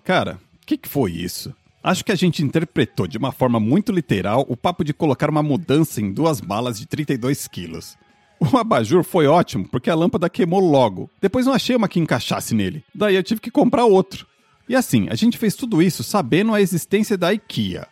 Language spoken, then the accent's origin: Portuguese; Brazil; moved away as an adult; a gente é brasileiro pobre, mas a gente é limpinho